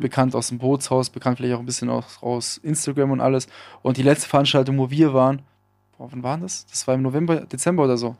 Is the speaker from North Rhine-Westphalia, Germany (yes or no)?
no; Villingen-Schwenningen, Baden-Württemberg, Germany; hier in der Innenstadt bei uns in Schwenningen